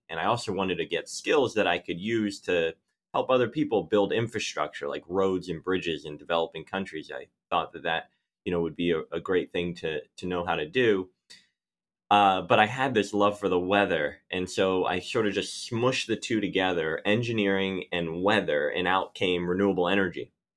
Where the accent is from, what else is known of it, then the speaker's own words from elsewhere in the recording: Philadelphia, Pennsylvania, United States; I grew up in Philadelphia